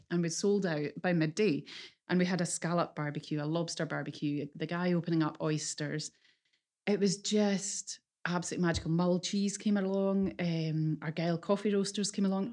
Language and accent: English; Islay, Scotland, United Kingdom; moved away as an adult; also born or lived in Glasgow; I I grew up in Isla, and we live and breathe whiskey in Isla